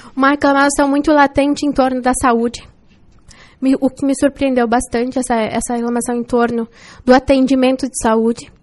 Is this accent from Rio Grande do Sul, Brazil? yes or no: no; União do Oeste, Santa Catarina, Brazil; moved away as an adult; also born or lived in Quilombo / Pelotas; now in Chapecó, Brazil; Então eu só nasci em Quilombo mas é, passei a maior parte da minha infância e juventude em União do Oeste. Hoje vivo em Chapecó